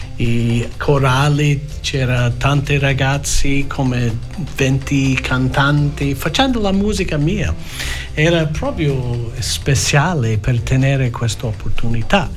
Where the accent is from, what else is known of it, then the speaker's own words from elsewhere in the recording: Australia; Italian is a second language; io nato in Australia